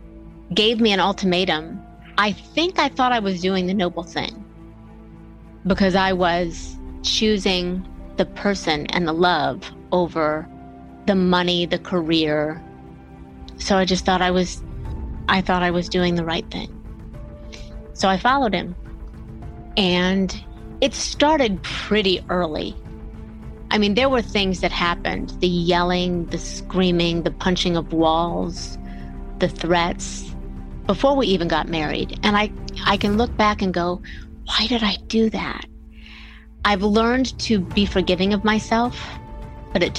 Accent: Bellevue, Ohio, United States; born or raised there; now in Atlanta, United States

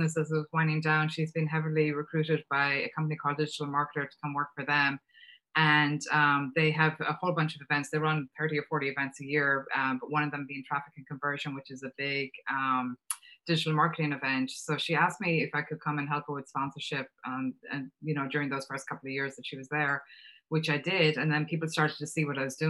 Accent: Ireland; accent: Irish; moved away as an adult; also born or lived in Boston, United States; now in United States; You can hear from the accent that I'm Irish. I came to the States, it's actually just over 30 years ago now

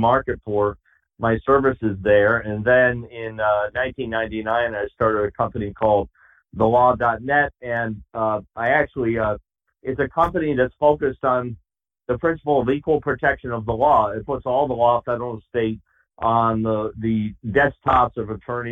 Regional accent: New England, United States; I grew up in New England

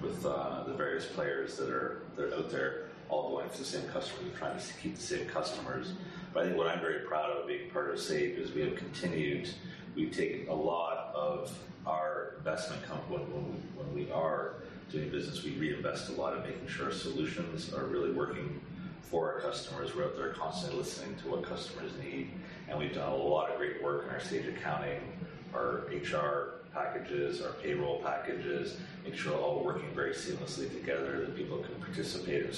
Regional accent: Toronto, Ontario, Canada; moved away as an adult; now in London, United Kingdom; I'm originally from the Toronto area of Canada, Toronto, Ontario, province of Ontario

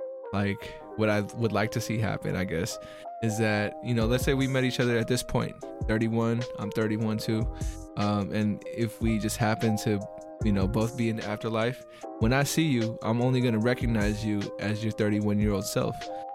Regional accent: Philippines; you know, I'm Filipino, so like I don't know if you know too much about our culture

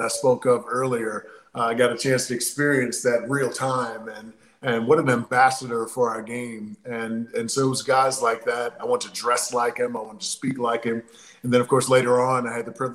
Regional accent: St. Louis, Missouri, United States; we played against each other in a high school basketball game in St. Louis, Missouri, that a lot of my family and friends in my hometown got a chance to see

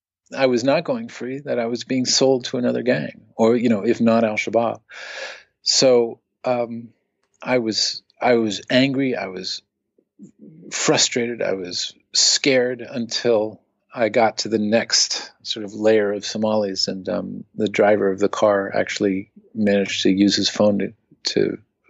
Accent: United States; as an American

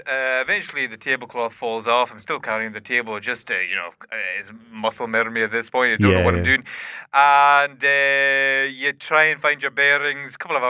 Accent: Scotland, United Kingdom; And so I, you know, it's a traditional Scottish thing. I'm from Scotland, in case you're not aware.

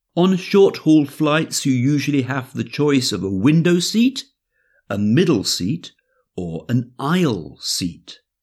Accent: England, United Kingdom; moved away; England is not really my home anymore

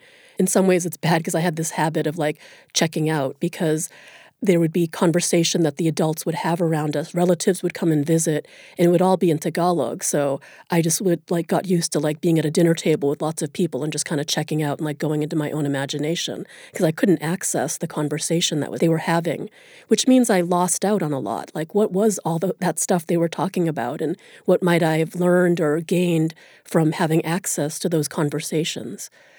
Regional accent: United States; As soon as I opened my mouth, I was read as an American, which of course I am, and that meant something good.

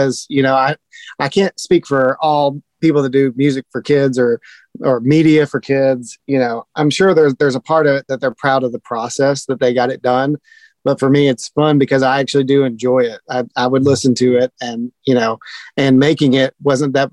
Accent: Knoxville, Tennessee, United States; born and raised in Knoxville and still live here.

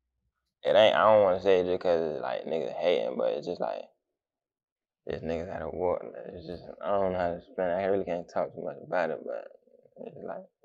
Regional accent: Jacksonville, Florida, United States; I'm from Southside.

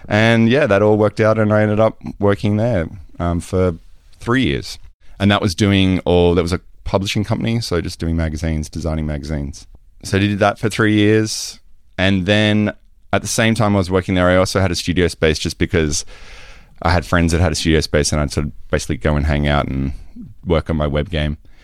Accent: Australia; moved away; I am Australian.

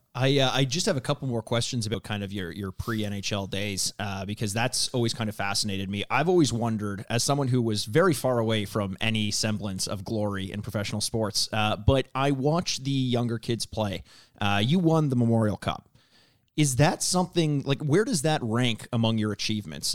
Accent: Toronto, Ontario, Canada; I am from Toronto

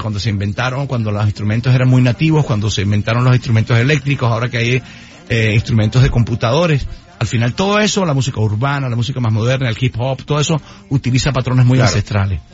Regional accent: Santa Marta, Magdalena, Colombia; moved away; volver a mi casa, volver a mi tierra

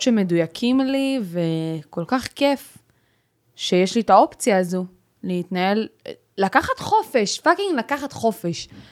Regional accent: Ashkelon, Southern District, Israel; אני מאשקלון

